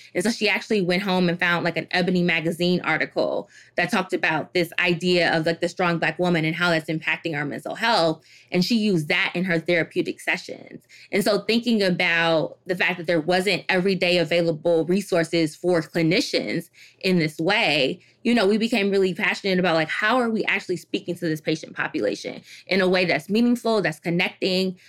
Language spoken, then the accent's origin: English; Detroit, Michigan, United States; also born or lived in Washington, D.C.; I'm originally from Detroit, Michigan. And growing up in Detroit